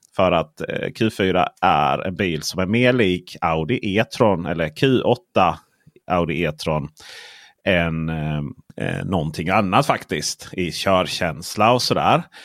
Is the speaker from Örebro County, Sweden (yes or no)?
no; Blekinge, Sweden; jag kommer från Blekinge där, vet du, för, för, fullt med bönder. Och eh, där har vi sådana här elektriska staket då